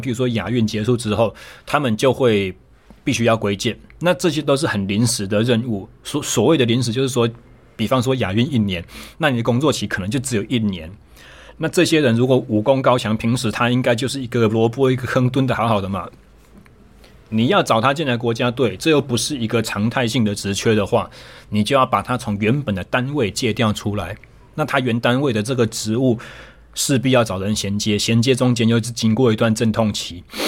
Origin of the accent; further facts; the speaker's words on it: Taichung, Taiwan; 我回到了我的家乡台中，我重新成为了一位自由教练